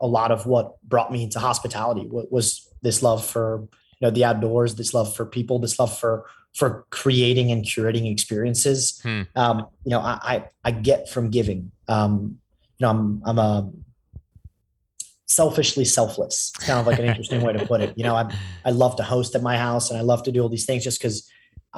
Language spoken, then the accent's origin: English; Paris, Île-de-France, France; moved away; also born or lived in London / Austin, Texas; I was brought up in Paris